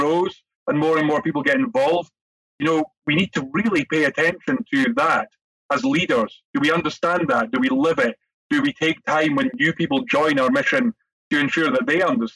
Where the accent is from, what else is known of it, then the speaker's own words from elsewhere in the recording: Scotland, United Kingdom; Jerry being Scottish and me too